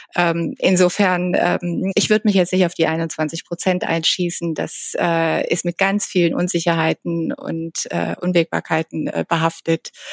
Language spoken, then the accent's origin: German; Germany; now in Washington, United States; bei uns in Deutschland oder in Europa